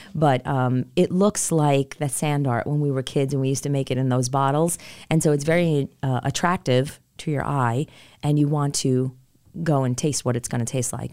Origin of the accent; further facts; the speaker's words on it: New York City, New York, United States; moved away as an adult; also born or lived in Rockville Centre, New York; now in Charlotte, United States; my husband and I are born and raised in New York, in, uh, Queens, New York, to be specific